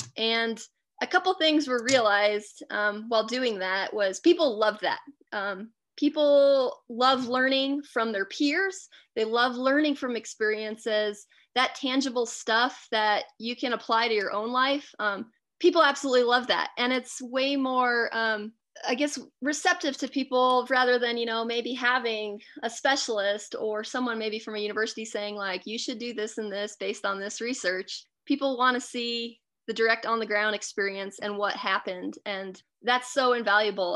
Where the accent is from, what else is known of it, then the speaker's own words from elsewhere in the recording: Alaska, United States; I grew up in Alaska